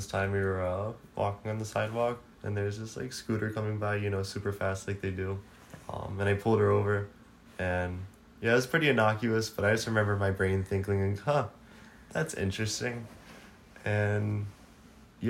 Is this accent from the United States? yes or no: yes; Philadelphia, Pennsylvania, United States; now in Miami, United States; I'm from Philly